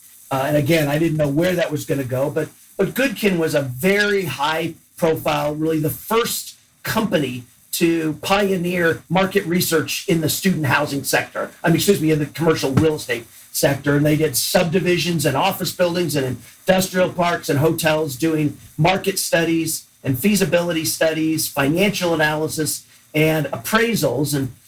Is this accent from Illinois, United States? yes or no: yes; Chicago, Illinois, United States; born there; also born or lived in Des Moines; And my dad's first job was in Chicago, where I was born and lived for 2 years. And then every time he got a new territory or a new promotion, we moved. So we went from Chicago to Des Moines